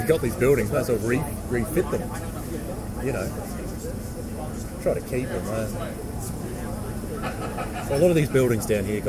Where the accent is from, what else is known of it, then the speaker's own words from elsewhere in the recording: Victoria, Australia; moved away; also born or lived in Tasmania; I grew up in Victoria.